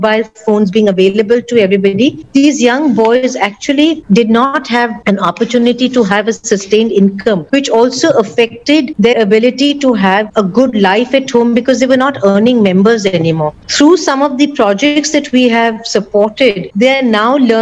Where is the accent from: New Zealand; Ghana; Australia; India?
India; Mumbai, Maharashtra; We are all from Mumbai.